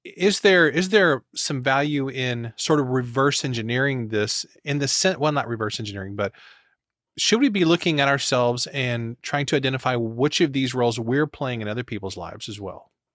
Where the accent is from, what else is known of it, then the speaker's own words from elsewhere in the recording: Missouri, United States; I'm from Missouri